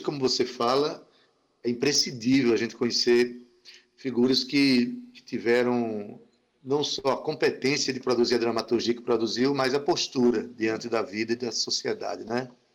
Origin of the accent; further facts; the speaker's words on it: Paraíba, Brazil; como paraibano, como brasileiro